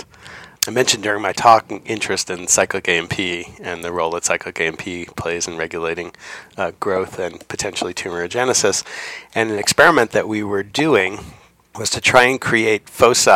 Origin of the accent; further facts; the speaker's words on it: Ardsley, New York, United States; I grew up in Ardsley, New York, which is a relatively small town just north of New York City near the Hudson River.